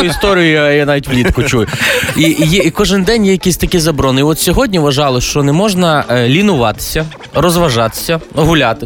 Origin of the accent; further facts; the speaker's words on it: Lviv Oblast, Ukraine; я сам з Львівщини